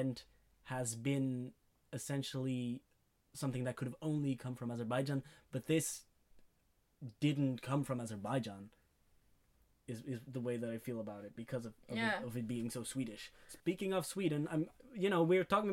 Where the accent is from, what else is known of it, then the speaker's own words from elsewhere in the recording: Belgium; we're from Belgium